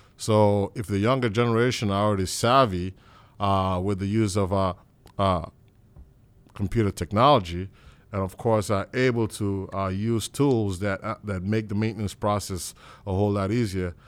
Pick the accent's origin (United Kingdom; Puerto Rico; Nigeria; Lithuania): Nigeria; as a little boy growing up in Nigeria